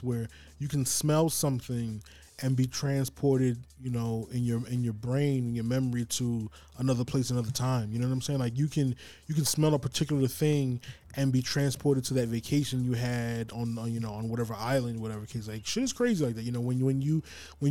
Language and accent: English; New York City, New York, United States; I grew up uptown in Harlem, Manhattan